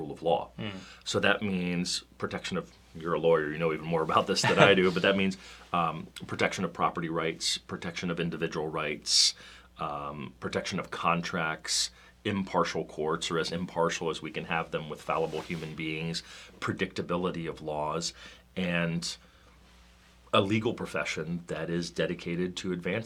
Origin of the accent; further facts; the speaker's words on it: Washington, District of Columbia, United States; we're both from Washington, the Washington, D.C. area originally